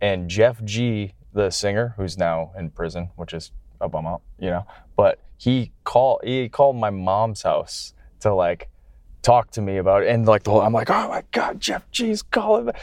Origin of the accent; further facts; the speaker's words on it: Canada; moved away; I'm coming from Canada